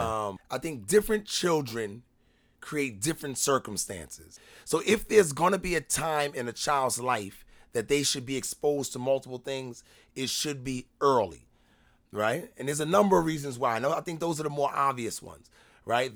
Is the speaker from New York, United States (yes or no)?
yes; New York, United States; moved away; I'm from New York